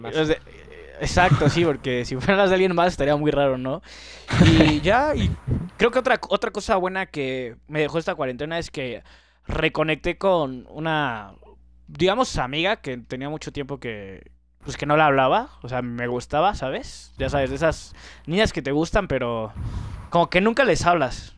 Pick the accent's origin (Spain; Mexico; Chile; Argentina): Mexico; somos los mexicanos